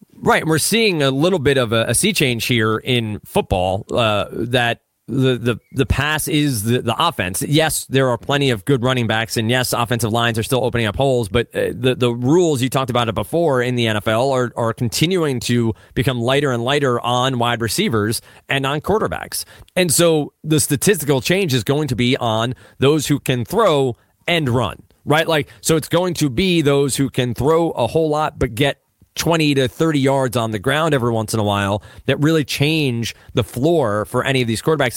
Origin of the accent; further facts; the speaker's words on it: Old Bridge, New Jersey, United States; also born or lived in Brooklyn, New York; I was born in Brooklyn, so I have to cite that. So I was born in Brooklyn. Um, right. I grew up in Old Bridge, New Jersey.